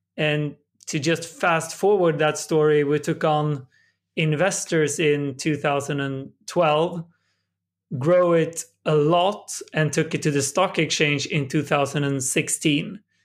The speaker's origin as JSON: {"language": "English", "country": "Sweden", "tie": "born or raised there", "said": "my hometown in Sweden"}